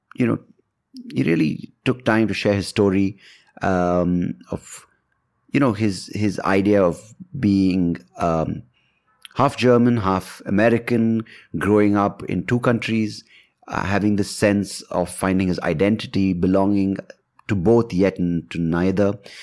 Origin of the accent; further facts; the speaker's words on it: India; I'm an Indian